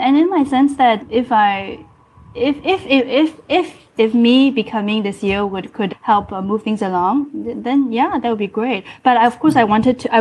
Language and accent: English; Malaysia; now in Singapore; I'm Malaysian